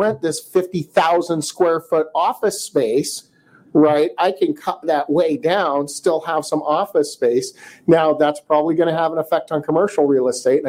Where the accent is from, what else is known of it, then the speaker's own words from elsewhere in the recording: Pasadena, California, United States; also born or lived in Alhambra, California; I was born in Alhambra. I lived in Pasadena until I was 12. You know, I lived there in my late 20s.